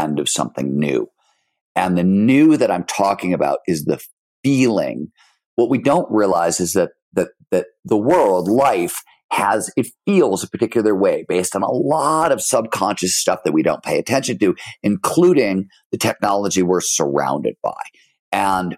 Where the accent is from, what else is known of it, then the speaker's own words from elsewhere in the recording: Cleveland, Ohio, United States; also born or lived in Chicago; the year we moved from Chicago to Cleveland, which was, I was 2 or 3 or something